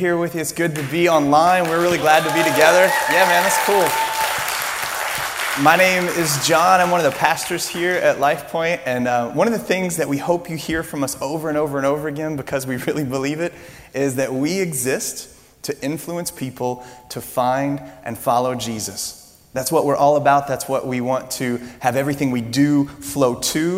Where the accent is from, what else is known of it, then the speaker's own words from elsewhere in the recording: Louisiana, United States; I'm from Louisiana